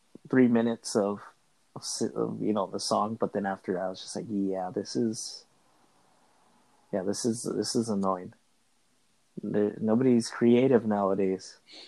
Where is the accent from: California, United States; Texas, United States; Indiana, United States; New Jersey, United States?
California, United States; Los Angeles; moved away; also born or lived in Echo Park; I lived in East LA, growing up in East LA.